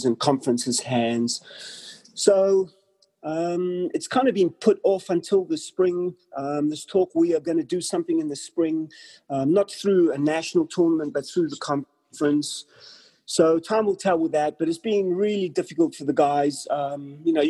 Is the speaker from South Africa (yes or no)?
yes; Durban, KwaZulu-Natal, South Africa; moved away as an adult; also born or lived in Liverpool, England / Pretoria, South Africa / Fort Lauderdale, United States; now in Oneonta, United States; I grew up in Durban, South Africa, playing soccer